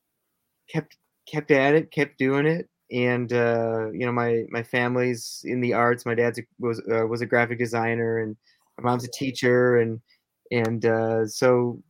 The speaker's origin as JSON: {"language": "English", "region": "Minnesota", "country": "United States", "said": "I'm from Minnesota. I currently live here now in Minnesota"}